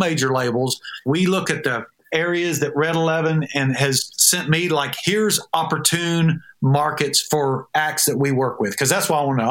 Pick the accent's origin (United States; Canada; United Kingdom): United States; Georgia; now in Nashville, United States; I'm a little from Georgia